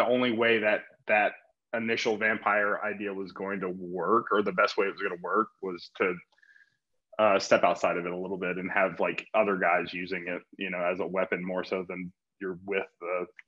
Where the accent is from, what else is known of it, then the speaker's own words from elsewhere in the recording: Atlanta, Georgia, United States; now in Los Angeles, United States; I grew up in Atlanta, Georgia